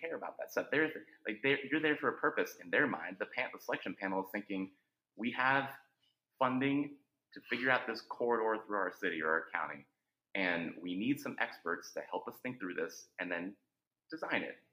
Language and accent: English; Northern Virginia, United States; I grew up in Northern Virginia, where we understand traffic